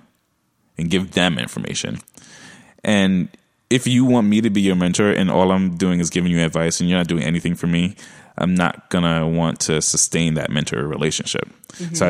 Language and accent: English; New York City, New York, United States; accent: Brooklyn; my Brooklyn accent